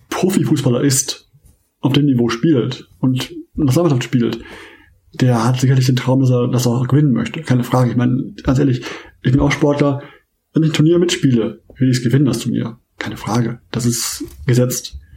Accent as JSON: {"language": "German", "town": "Essen", "region": "North Rhine-Westphalia", "country": "Germany", "said": "ab davon bin ich halt noch ähm, Fan meiner Heimat, Heimatvereins, Rot-Weiß Essen"}